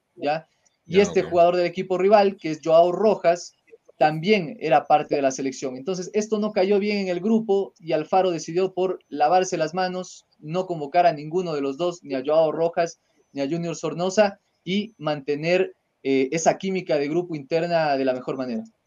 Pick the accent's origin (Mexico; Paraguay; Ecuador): Ecuador; de poder decir que somos ecuatorianos